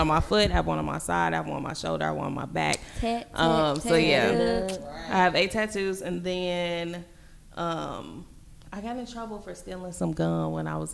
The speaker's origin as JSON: {"language": "English", "town": "Gary", "region": "Indiana", "country": "United States", "said": "I'm from Gary, Indiana"}